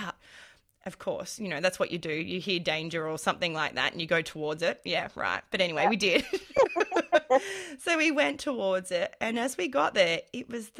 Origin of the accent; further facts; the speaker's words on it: Australia; I'm an Australian